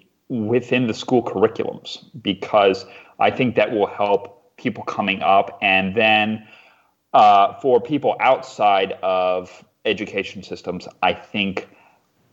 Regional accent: Eastern Shore of Maryland, United States; also born or lived in Washington, D.C.; I grew up in a very remote part of the Eastern Shore of Maryland

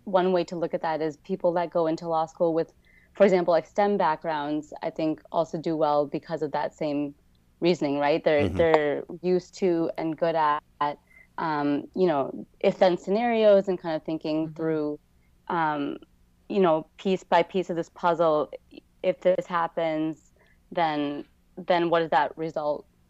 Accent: Minnesota, United States; moved away as an adult; also born or lived in Michigan; now in San Francisco, United States; I grew up in Minnesota

